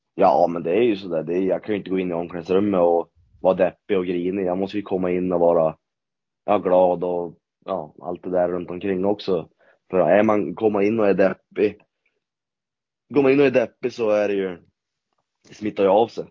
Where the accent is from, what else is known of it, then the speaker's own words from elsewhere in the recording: Norrland, Sweden; oss norrlänningar